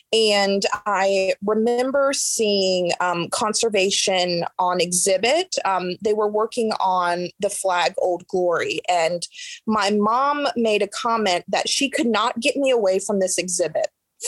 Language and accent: English; Yorktown, Virginia, United States; I am from Yorktown, Virginia originally, and Colonial Williamsburg is extremely close to me.